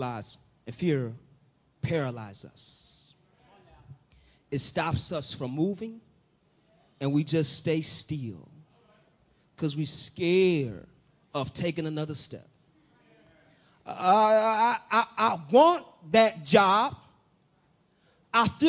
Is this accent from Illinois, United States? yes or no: yes; Peoria, Illinois, United States; my city, my hometown, Pete Town, Peoria, that's where I'm from.